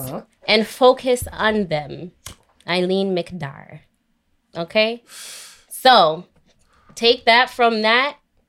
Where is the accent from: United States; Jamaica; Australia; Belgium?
Jamaica; I'm Jamaican too, so I'm allowed to say that. Don't judge me because of my voice. Yeah. Shout out Jamaica.